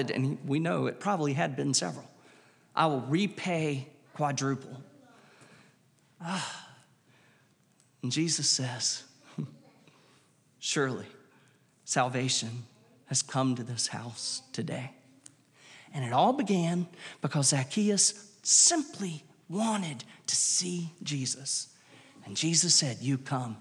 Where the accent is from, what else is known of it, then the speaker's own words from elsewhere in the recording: Wilmington, United States; growing up in Wilmington at that time